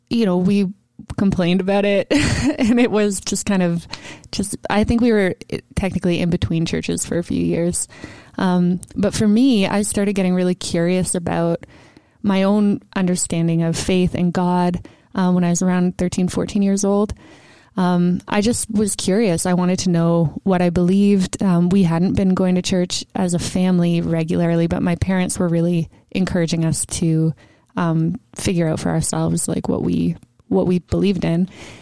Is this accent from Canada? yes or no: yes; Mississauga, Ontario, Canada; also born or lived in Toronto; now in Peterborough, Canada; I was born in Toronto, grew up in Mississauga, and lived there most of my life until I went to university here in Peterborough.